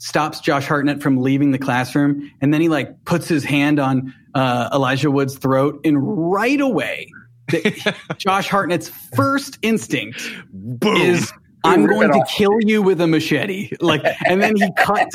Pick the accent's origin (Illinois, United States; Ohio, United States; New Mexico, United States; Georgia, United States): Ohio, United States; Cincinnati; I grew up outside of Cincinnati, in the burbs of Cincinnati